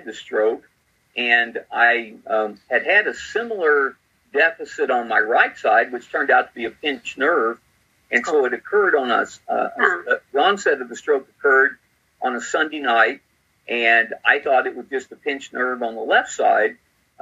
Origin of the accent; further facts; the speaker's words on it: Missouri, United States; also born or lived in Southern Illinois; I grew up here in Missouri, where I'm pastoring now. Grew up about 150 miles southeast of where we live now